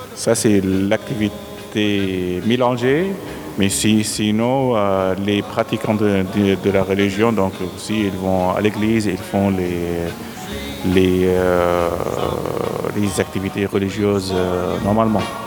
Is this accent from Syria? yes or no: yes; Syria; moved away as an adult; now in Switzerland; je suis né en Syrie, Rome. J'ai 43 ans, j'habite en Suisse depuis 2008.